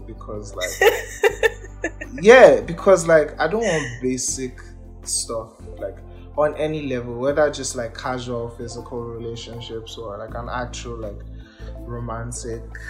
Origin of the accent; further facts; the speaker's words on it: Ibadan, Oyo, Nigeria; also born or lived in Kwara State, Nigeria; I was born in Ibadan. I've lived here all my life.